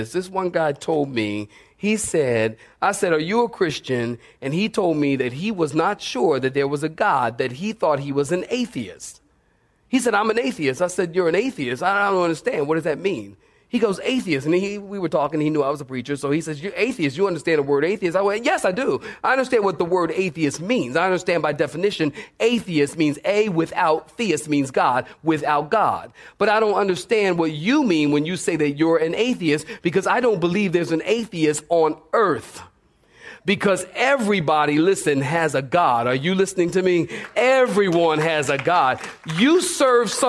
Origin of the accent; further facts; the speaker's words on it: Philadelphia, Pennsylvania, United States; moved away; also born or lived in California; I came here from California, but I'm originally from Philadelphia.